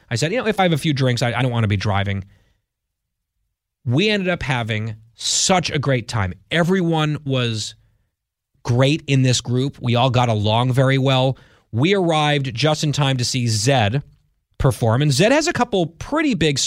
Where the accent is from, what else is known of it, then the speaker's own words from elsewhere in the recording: New York area, United States; now in Washington, D.C., United States; I grew up in the New York area, never went to the Hamptons